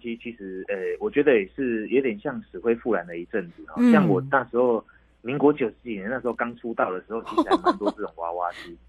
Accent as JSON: {"language": "Chinese", "country": "Taiwan", "said": "其实我们台湾人大概都很聪明啊"}